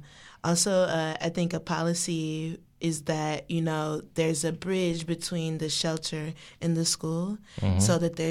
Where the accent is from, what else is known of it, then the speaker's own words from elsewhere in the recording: Detroit, Michigan, United States; moved away as an adult; now in Washington, D.C., United States; I came here for school, but I'm from Detroit, Michigan.